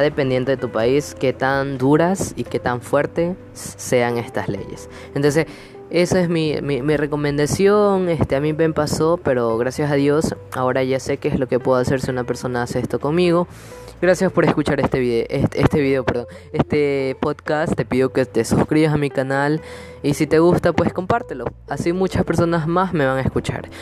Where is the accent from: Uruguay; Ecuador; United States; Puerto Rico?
Ecuador; aquí en mi país, Ecuador